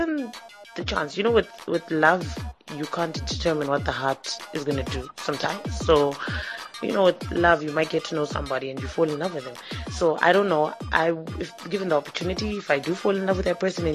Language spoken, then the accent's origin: English; Masvingo, Zimbabwe; I'm from Mashingo and we've got our way of doing things, Pachikaranga